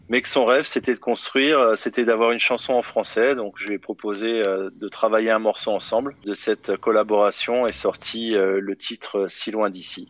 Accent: France; je suis français

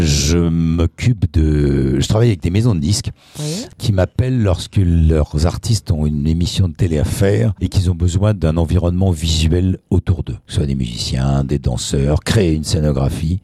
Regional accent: Paris, Île-de-France, France; en tant que parisien

